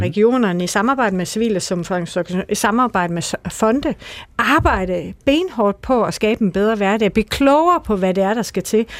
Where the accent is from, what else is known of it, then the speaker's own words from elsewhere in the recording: Denmark; accent: Jutlandic; also born or lived in Aarhus; jeg er fra Jylland